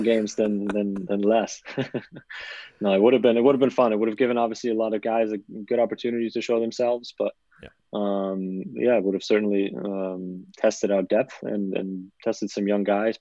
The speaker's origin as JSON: {"language": "English", "country": "United States", "said": "I'm American"}